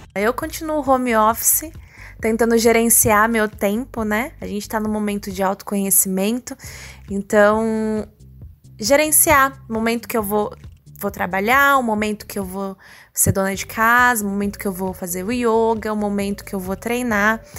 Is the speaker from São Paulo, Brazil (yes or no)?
yes; Bauru, São Paulo, Brazil; Eu amo Bauru. Eu não sei explicar, eu gosto daqui. Eu cresci aqui